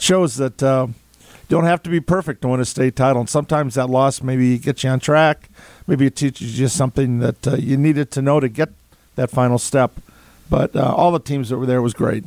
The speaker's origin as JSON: {"language": "English", "town": "Madison", "region": "Wisconsin", "country": "United States", "tie": "born or raised there", "said": "i was born in Madison. I'm born to be a Badger. I, my degrees are from here."}